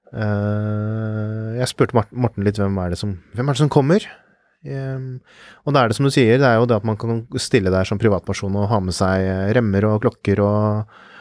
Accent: Fredrikstad, Østfold, Norway; min hjemby Fredrikstad

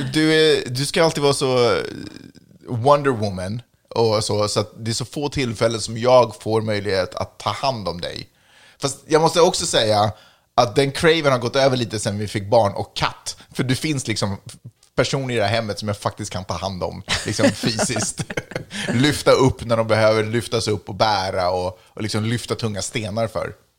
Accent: Sweden; now in United States; jag är svensk medborgare

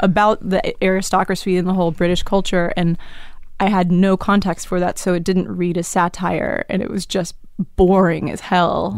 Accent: Dallas, Texas, United States; also born or lived in Tulsa, Oklahoma / New York; I, I moved to Dallas when I was seven

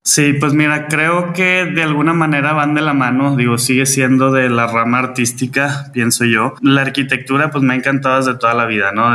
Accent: Monterrey, Nuevo León, Mexico; soy orgullosamente regio

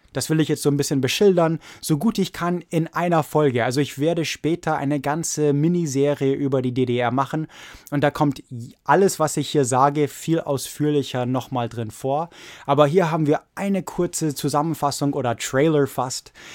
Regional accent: United States; wir als Amerikaner

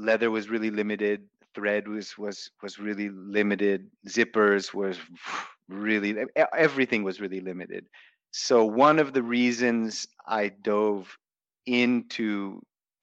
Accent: United States; moved away as an adult; now in Bali, Indonesia; growing up in the States

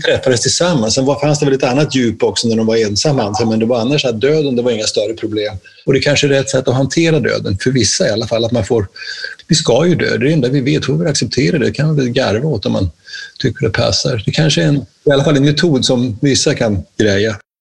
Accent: Närke, Örebro County, Sweden

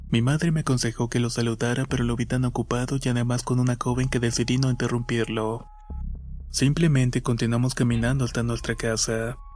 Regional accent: Esmeraldas, Ecuador; now in Santo Domingo, Ecuador; soy oriundo de Esmeraldas, Ecuador. Pero actualmente estoy viviendo en Santo Domingo.

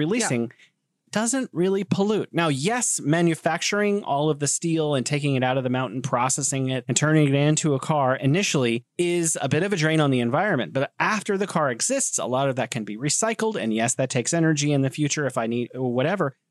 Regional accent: United States; moved away as an adult; also born or lived in San Francisco / Korea / Beijing; now in China; I grew up in America

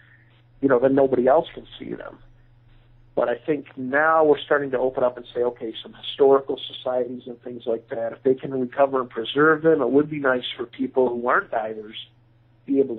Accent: Grand Haven, Michigan, United States; I grew up near Grand Haven. I spent a lot of time as a youth on the beaches of Grand Haven

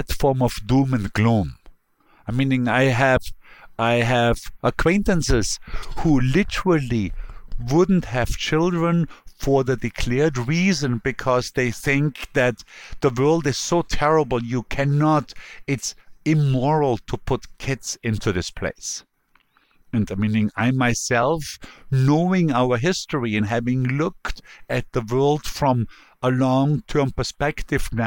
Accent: Bregenz, Vorarlberg, Austria; now in New York, United States; The Lake of Constance that Bregenz is adjoining is much cleaner now than it used to be 20 years ago or 30 or 40 years ago when I grew up there

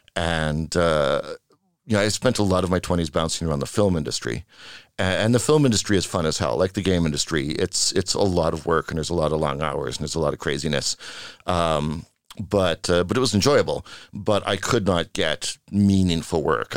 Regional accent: Vancouver, British Columbia, Canada; moved away as an adult; now in Sweden; I'm from Vancouver, Canada

